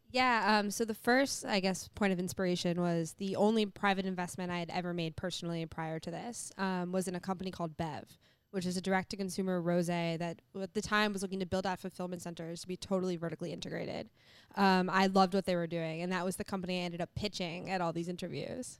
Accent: New York City, New York, United States; I grew up in New York City

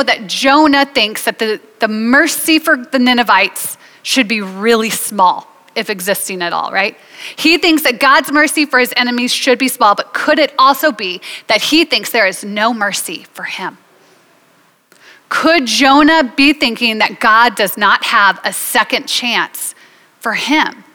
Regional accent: United States; I'm an American

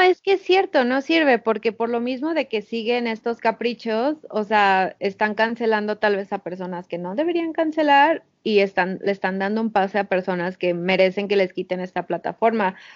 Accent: Mexico; nuestra experiencia como mexicanos

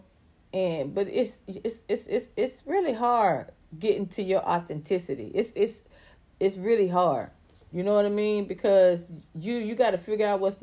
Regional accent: Atlanta, Georgia, United States; I'm from Atlanta

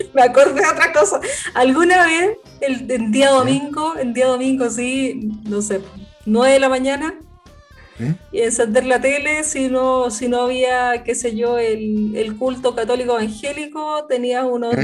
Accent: Chile; nosotros los chilenos

